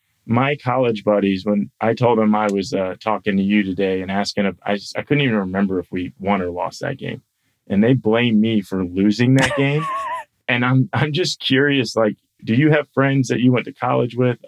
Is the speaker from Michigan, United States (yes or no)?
no; Tampa, Florida, United States; I grew up in Tampa, Florida, which isn't far from Bradenton.